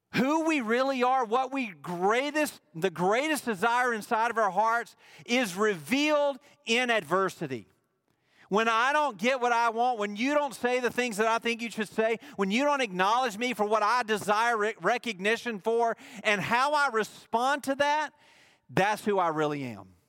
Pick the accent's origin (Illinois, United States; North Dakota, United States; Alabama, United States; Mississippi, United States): Mississippi, United States; he chose to plant me in the state of Mississippi